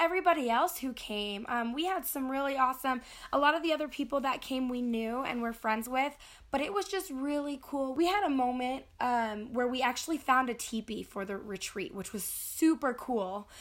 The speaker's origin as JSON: {"language": "English", "country": "United States", "said": "especially being an American, I think we kind of rush through things"}